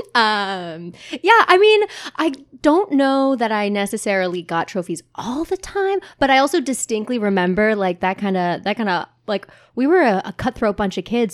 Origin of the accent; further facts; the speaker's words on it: Montclair, New Jersey, United States; now in Asbury Park, United States; I grew up in Montclair, New Jersey